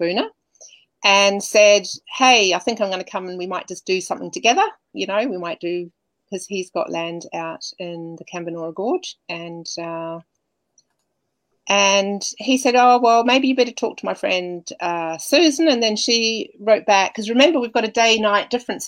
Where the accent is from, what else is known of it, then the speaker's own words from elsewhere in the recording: New Zealand; also born or lived in Germany; now in Australia; I'm a New Zealander, I was able to come in and live here